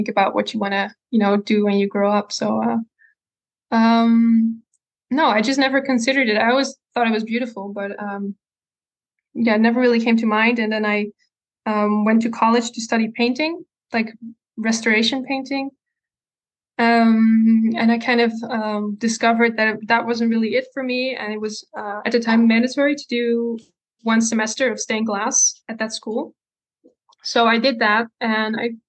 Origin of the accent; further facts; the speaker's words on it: Breda, North Brabant, Netherlands; From Breda, so there's like the city in the like south of the Netherlands, close to the Belgium border. I've mm-hmm. lived there all my life